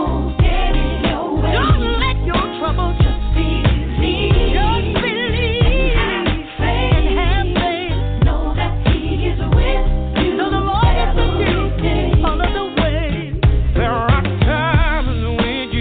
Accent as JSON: {"language": "English", "region": "Ohio", "country": "United States", "also_born_or_lived": "Florida", "moved": "yes", "said": "I'm from Ohio, but by way of Florida"}